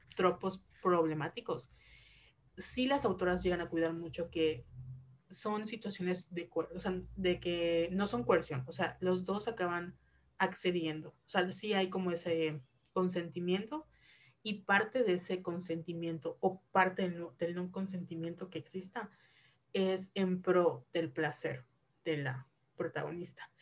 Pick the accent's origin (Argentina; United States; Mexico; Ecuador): Mexico; crecimos de alguna u en México, una sociedad reprimida